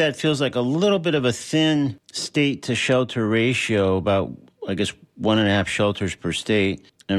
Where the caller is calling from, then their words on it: Florida, United States; I'm talking from Florida.